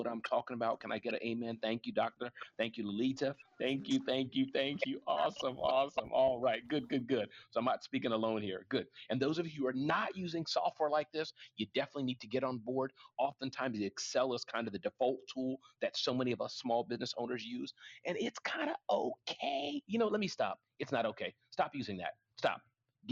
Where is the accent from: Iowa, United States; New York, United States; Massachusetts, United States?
New York, United States; New York City; I was raised in Brooklyn